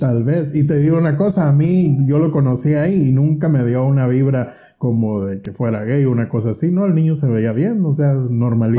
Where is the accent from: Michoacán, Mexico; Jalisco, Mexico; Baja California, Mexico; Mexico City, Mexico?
Michoacán, Mexico; Pinzándaro; moved away as an adult; also born or lived in Los Angeles, California, United States; now in United States; yo nací aquí y me llevaron a México cuando tenía cuatro años. Y ya no regreso hasta los 20